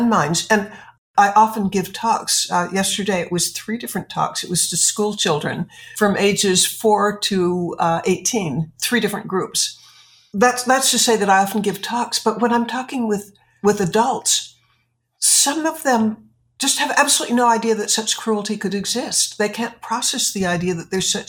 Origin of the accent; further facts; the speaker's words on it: United States; as an American